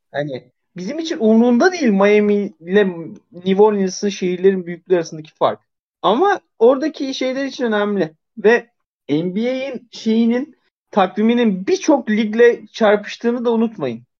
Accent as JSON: {"language": "Turkish", "region": "Zonguldak", "country": "Turkey", "moved": "yes"}